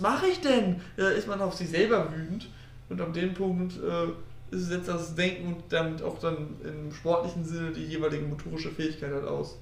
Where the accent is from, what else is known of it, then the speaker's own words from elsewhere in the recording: Osnabrück, Lower Saxony, Germany; ich komme aus Osnabrück